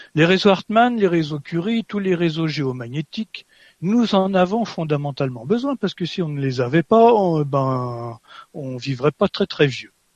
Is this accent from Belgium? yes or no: no; France; moi je suis français